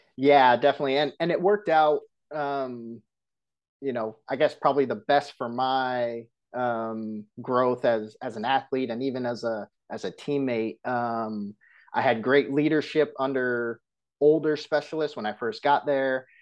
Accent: Santa Clara, California, United States; moved away as an adult; also born or lived in Michigan; now in Kingwood, Texas, United States; being born and raised in California

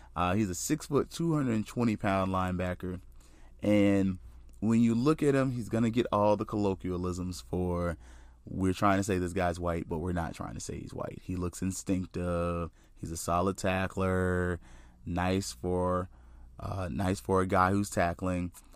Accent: Tallahassee, Florida, United States; now in Central Florida, United States; I'm from Florida, uh, native of North Florida

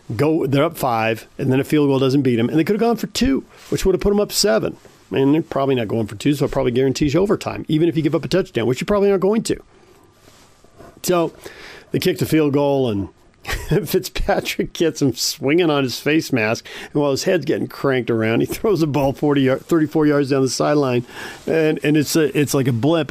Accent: San Diego, California, United States; now in Utah, United States; growing up in San Diego

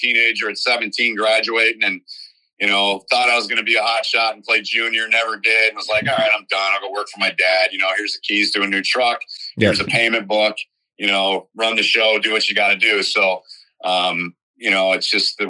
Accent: Lansing, Michigan, United States; also born or lived in Detroit, Michigan; I'm from Michigan, but I didn't grow up on Michigan, Ohio State. I grew up on Michigan State, Michigan, because I grew up in Lansing

